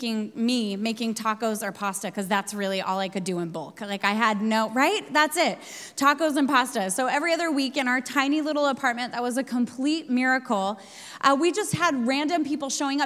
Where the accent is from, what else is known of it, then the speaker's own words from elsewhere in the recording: the Northwest, Pacific Northwest, United States; also born or lived in Sydney, Australia; now in New York, United States; I'm from the Northwest